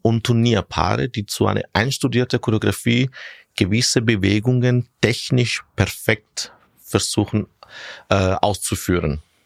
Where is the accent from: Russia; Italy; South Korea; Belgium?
Italy; Syracuse, Sicily; German is a second language; moved away as an adult; also born or lived in Rome, Italy / Gänserndorf, Austria; now in Vienna, Austria; als ich drei Jahre alt war, sind wir zurück nach Sizilien gezogen mhm. und dort bin ich praktisch dann aufgewachsen